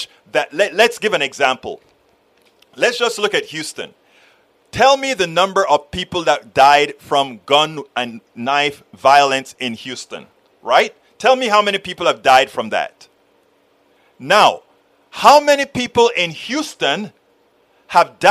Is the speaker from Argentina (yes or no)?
no; Panama; I'm from Panama, Central America